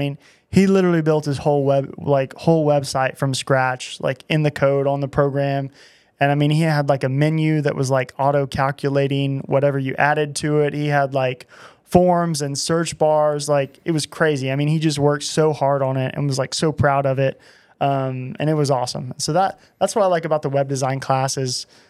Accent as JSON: {"language": "English", "town": "Altus", "region": "Oklahoma", "country": "United States", "tie": "born or raised there", "said": "I grew up in Altus, Oklahoma."}